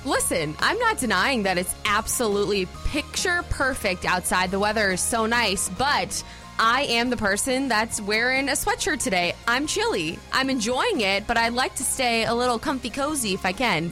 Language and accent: English; Florida, United States; moved away as an adult; now in Athens, United States; being born and raised in Florida my whole life